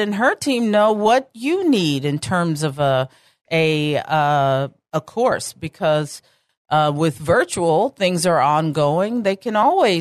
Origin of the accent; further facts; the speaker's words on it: Texas, United States; I'm Texan through and through, right down to my cowgirl boots